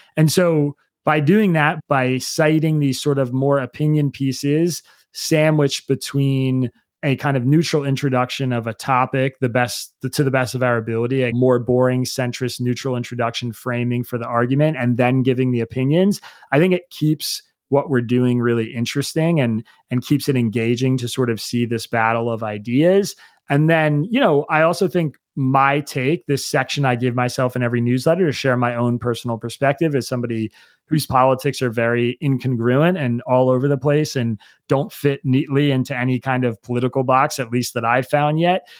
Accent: Bucks County, Pennsylvania, United States; I grew up in Bucks County, Pennsylvania

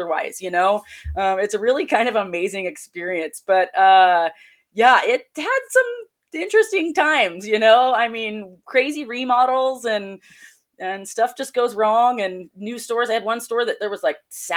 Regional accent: Jackson, California, United States; moved away as an adult; also born or lived in East Wenatchee, Washington; now in Spokane, United States; my hometown in Jackson, California

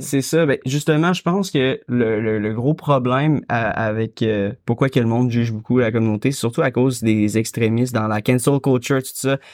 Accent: Quebec, Canada; je suis québécois, fait que c'est sûr que j'ai grandi dans la protection de la langue

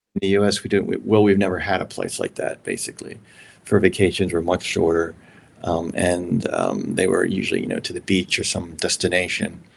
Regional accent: Maryland, United States; I came from Maryland

